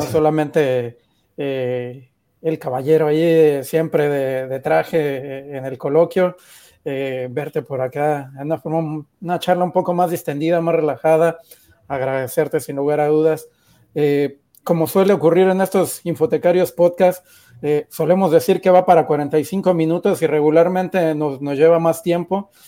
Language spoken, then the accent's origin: Spanish; Mexico; como mexicanos también creo que estamos orgullosos